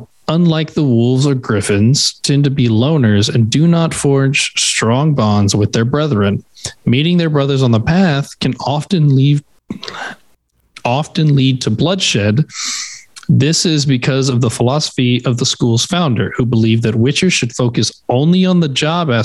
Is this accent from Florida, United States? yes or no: no; Texas, United States; I'm from Texas